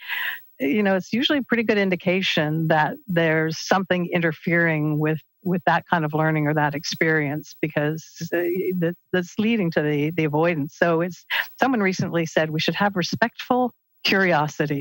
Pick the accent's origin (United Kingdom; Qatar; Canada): Canada; Peterborough, Ontario; the house that I grew up in Peterborough